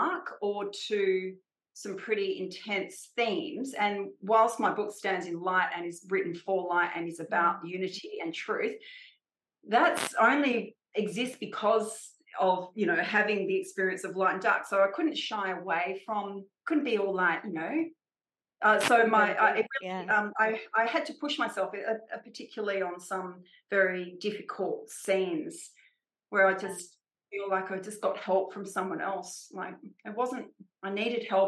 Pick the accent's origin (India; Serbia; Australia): Australia; I'm Australian